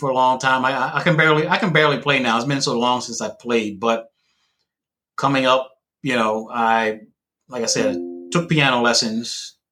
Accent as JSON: {"language": "English", "town": "Philadelphia", "region": "Pennsylvania", "country": "United States", "tie": "born or raised there", "said": "I was born actually in Southwest, which isn't far from where actually Jazzy Jeff grew up."}